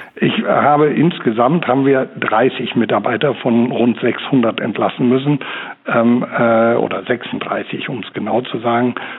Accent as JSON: {"language": "German", "country": "Germany", "said": "bei uns in Deutschland"}